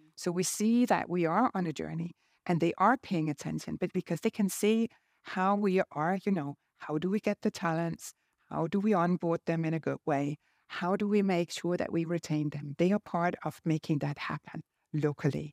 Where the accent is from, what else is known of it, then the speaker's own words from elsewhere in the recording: Denmark; I'm from Denmark.